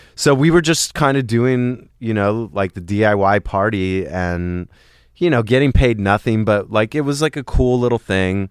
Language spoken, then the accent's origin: English; Los Angeles, California, United States; also born or lived in Sherman Oaks / Encino; I grew up in the Valley